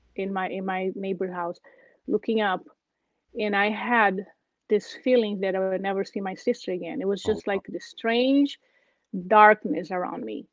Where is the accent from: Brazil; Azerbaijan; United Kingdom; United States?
Brazil; English is a second language; moved away as an adult; I'm originally from Brazil, and uh, my family, uh, I grew up in a very simple way in the small town